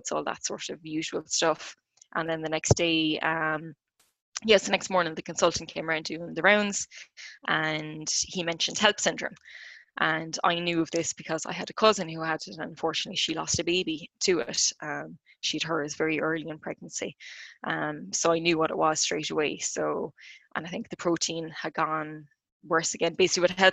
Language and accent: English; Clonmel, Tipperary, Ireland; I'm from Clonmel in County Tip